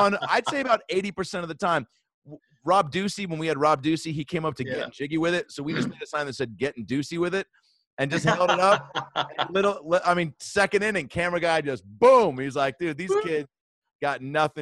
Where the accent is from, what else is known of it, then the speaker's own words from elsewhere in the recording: Seattle, Washington, United States; I grew up in Seattle during that time